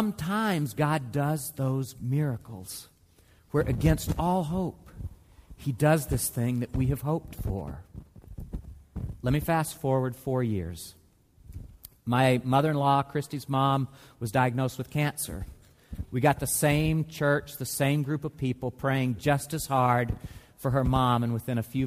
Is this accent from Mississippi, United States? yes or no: yes; Mississippi, United States; moved away; my home state of Mississippi